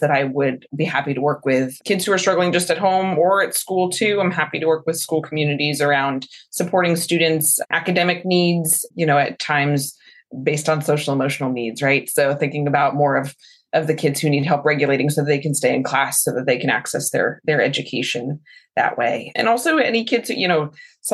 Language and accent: English; Newburgh, Poughkeepsie area, New York, United States; now in Charlotte, United States; Around Newburgh, Poughkeepsie area.